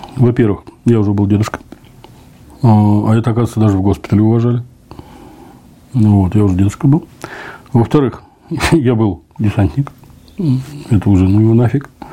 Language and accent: Russian; Zelenograd, Moscow, Russia; Я говорю, из Москвы. Ну, из Москвы подразумеваю, я всем говорю, что я из Зеленограда.